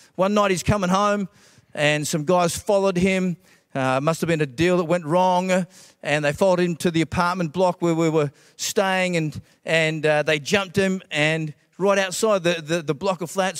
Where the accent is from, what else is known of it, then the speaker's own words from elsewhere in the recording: Australia; also born or lived in Scotland; I was born in Scotland, and, uh, the real first memories of growing up were, uh, when we immigrated from Scotland. I've got Scottish parents to Australia